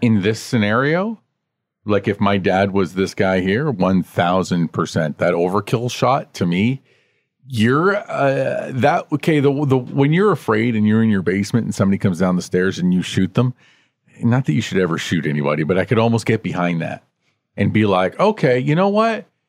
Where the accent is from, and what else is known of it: Canada